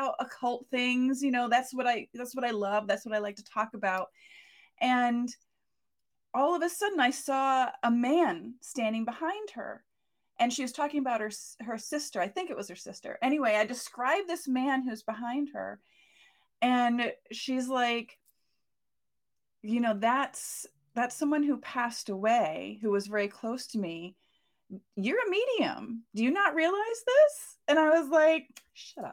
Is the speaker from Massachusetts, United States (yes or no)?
yes; Massachusetts, United States; I grew up in Massachusetts